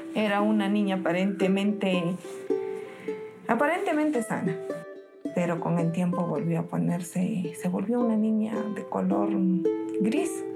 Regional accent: Cerro de Pasco, Pasco, Peru; nací acá en Cerro del Pasco

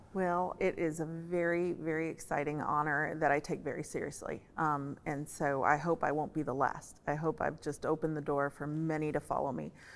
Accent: Colombia; now in Nashville, United States; I was born in Columbia, South America, but my family and I have lived here for over forty years.

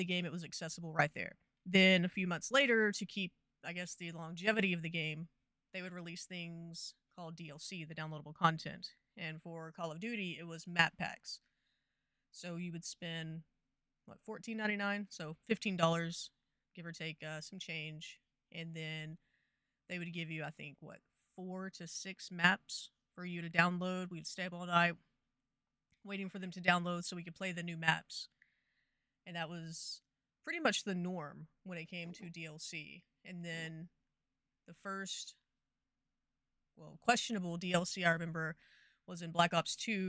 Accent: Texas, United States; I'm from Texas.

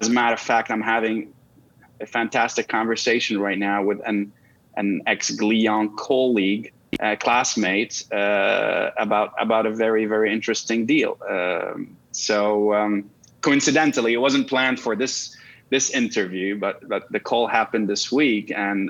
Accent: Canada; also born or lived in Russia; now in New York, United States; I'm a Canadian national of Lebanese origins and born in Russia and married to an American.

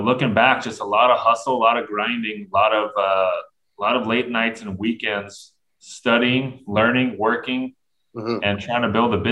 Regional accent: Southern California, United States; I grew up in Southern California

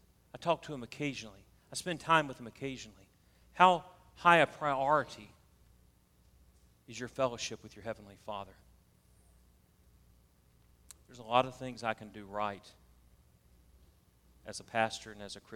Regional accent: the South, United States; accent: Southern; You can tell I'm from the South

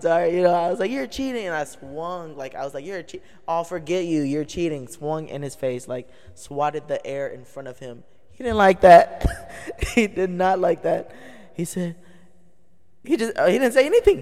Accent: United States; I grew up in Third Ward

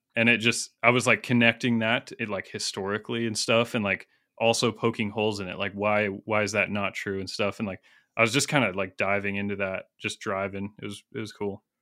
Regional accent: United States; I'm an American

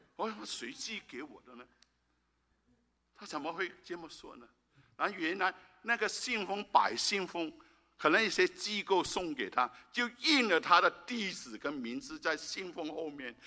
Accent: Malaysia; moved away; 我已经三年多没回到马来西亚，我的母， 我的， 诶， 我的家乡

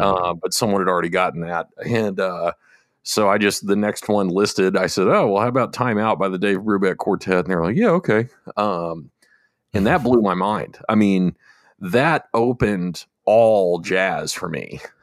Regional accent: United States; I'm American

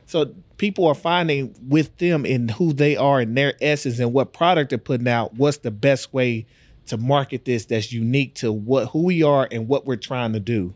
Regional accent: Texas, United States; moved away; I'm from Texas.

